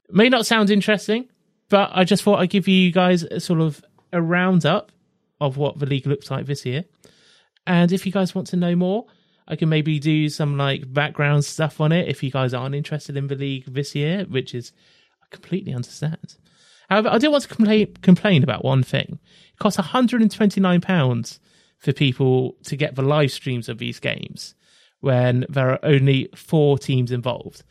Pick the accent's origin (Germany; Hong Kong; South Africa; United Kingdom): United Kingdom; England; I am living in England. I'm from England